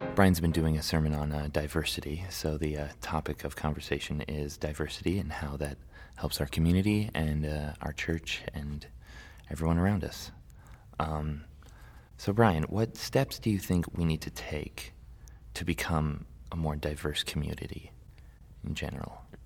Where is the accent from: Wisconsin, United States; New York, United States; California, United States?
California, United States; Santa Barbara; I grew up in Santa Barbara, um, for most of my life